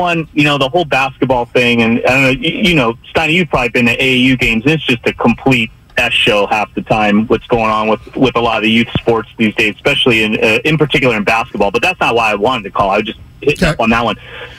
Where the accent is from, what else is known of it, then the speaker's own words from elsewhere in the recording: San Francisco, California, United States; I grew up in San Francisco, went to high school there, finished my college there at some point, and always been a diehard San Francisco fan.